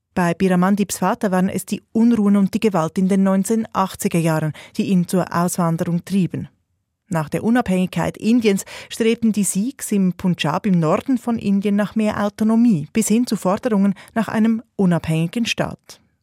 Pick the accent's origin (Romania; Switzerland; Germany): Switzerland; bei uns in der Schweiz